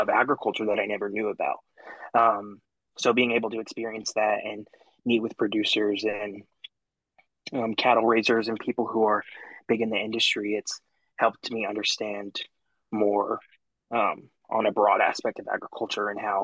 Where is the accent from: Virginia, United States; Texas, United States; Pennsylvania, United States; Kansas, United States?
Texas, United States; Arlington; now in Stephenville, United States; I grew up in Arlington, not far from Fort Worth, a huge town